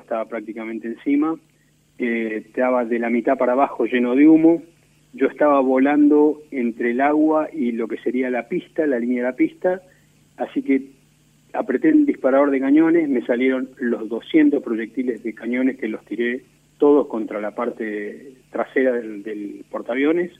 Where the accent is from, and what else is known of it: Argentina